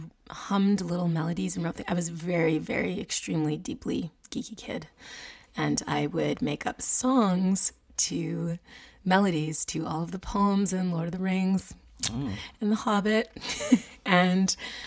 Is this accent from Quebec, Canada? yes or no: yes; Montreal, Quebec, Canada; moved away; also born or lived in Vancouver, British Columbia; I am Canadian. And I was born and raised in Montreal.